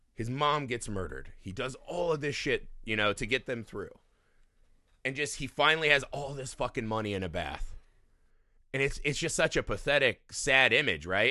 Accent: United States; as an American audience

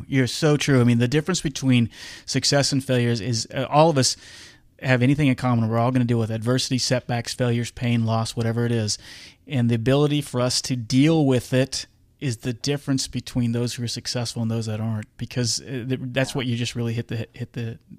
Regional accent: Wichita, Kansas, United States; It's in my hometown. They're a big impact here in Wichita

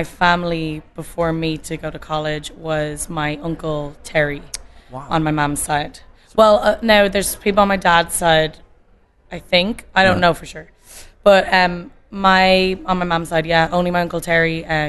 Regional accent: Dublin, Leinster, Ireland; moved away as an adult; also born or lived in Boston; now in California, United States; And we moved back when I was 2, back to Ireland, back to Dublin.

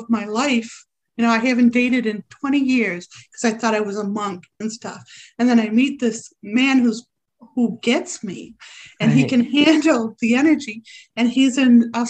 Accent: Rochester, New York, United States; my hometown, which I didn't find out till recently, Rochester, New York

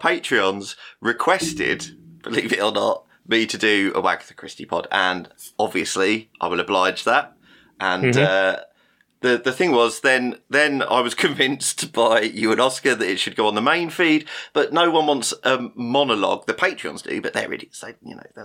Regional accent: United Kingdom; we're the British two-thirds of this

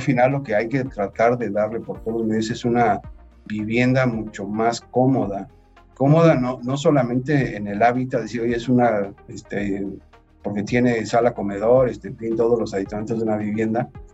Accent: Mexico; como país, este, como mexicanos

